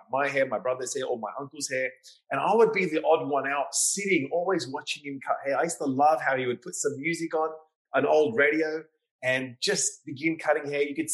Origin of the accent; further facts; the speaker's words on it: Sydney, New South Wales, Australia; moved away as an adult; also born or lived in London / New York; now in Miami, United States; I was born and raised in Sydney, Australia